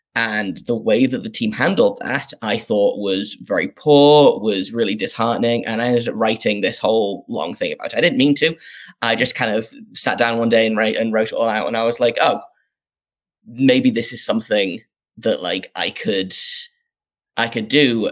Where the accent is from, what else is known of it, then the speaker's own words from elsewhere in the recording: North East England, United Kingdom; I grew up in the northeast of England. Um, if people can't tell from my uh, from my accent